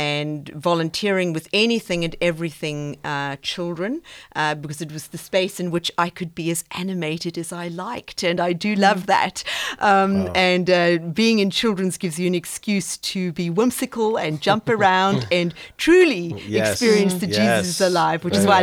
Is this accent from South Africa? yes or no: yes; South Africa; moved away as an adult; now in Austin, United States; I'm originally from South Africa, and I grew up on a farm in Africa.